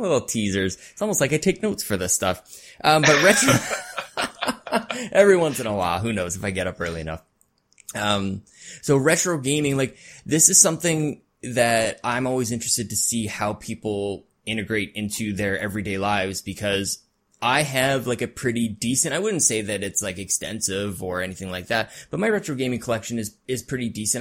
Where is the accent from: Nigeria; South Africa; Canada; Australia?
Canada; I'm Canadian